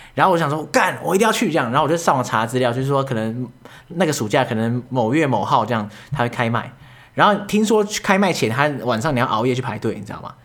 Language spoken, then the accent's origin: Chinese; Yonghe, New Taipei, Taiwan; 我老家住在永和嘛